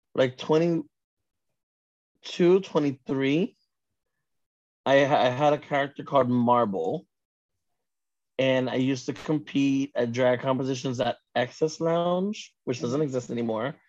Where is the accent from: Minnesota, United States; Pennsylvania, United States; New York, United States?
New York, United States; New York City; also born or lived in Queens, New York; Born and raised in New York, Manhattan